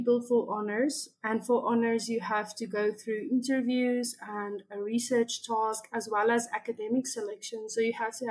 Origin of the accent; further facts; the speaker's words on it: South Africa; So I am from South Africa.